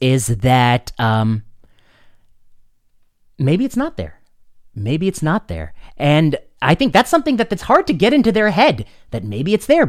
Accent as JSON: {"language": "English", "country": "India", "said": "I like a gas stove because I'm an Indian, and in Indian cooking, you need a certain way of cooking that thing."}